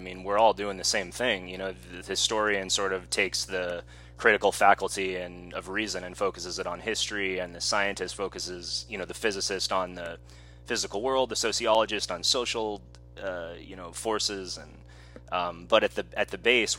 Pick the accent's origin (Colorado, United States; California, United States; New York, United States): California, United States; San Diego; the way that we're both from the San Diego area